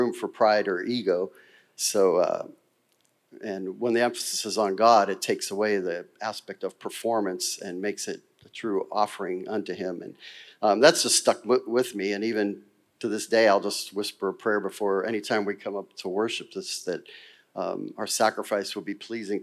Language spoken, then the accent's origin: English; Girard, United States; I grew up Catholic in St. Rose Church in Girard, and I went to grade school there